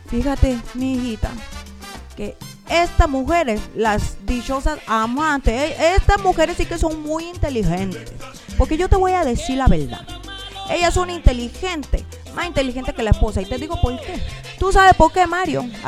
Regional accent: Cuba; now in Mexico; yo soy cubana, yo vengo de la isla, de allá de la isla, de, de Cuba, de, de mi tierra, de mi país, de Cuba pero yo ya hablo como una mexicana, güey.

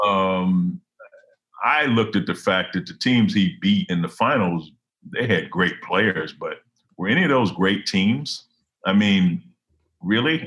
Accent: Detroit, Michigan, United States; moved away as an adult; also born or lived in Iowa City, Iowa; I'm from Detroit.

